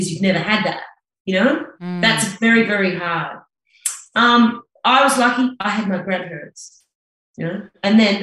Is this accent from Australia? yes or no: no; New Zealand; also born or lived in South Africa; When I was about 3 months old, I was picked up by an aunt and taken to New Zealand to be raised by my grandparents.